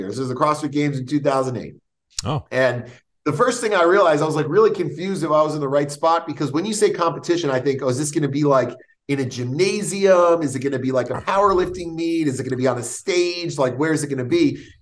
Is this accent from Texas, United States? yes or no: no; New York, United States; "Oh yeah, you know, I come from New York. I used to play ball. and never. I'm going to try this stuff out."